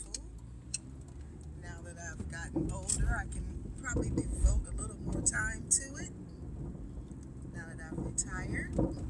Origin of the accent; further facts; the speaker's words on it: Cleveland, Ohio, United States; I've been here all my life. Okay. What part? Right here in Cleveland.